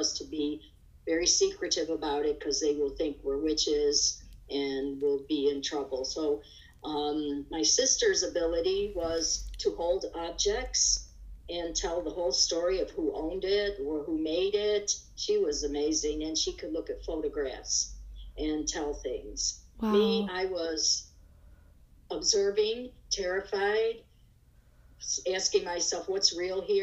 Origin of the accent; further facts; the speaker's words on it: Buffalo, New York, United States; I was born in Buffalo, New York.